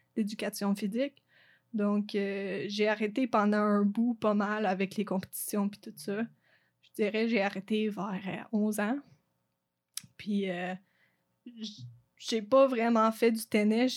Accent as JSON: {"language": "French", "area": "Lac-Brome", "region": "Quebec", "country": "Canada", "accent": "anglophone", "first_language": "English", "second_language": "French", "moved": "as an adult", "lives_now": "Sherbrooke, Canada", "said": "je viens de Lac-Prom"}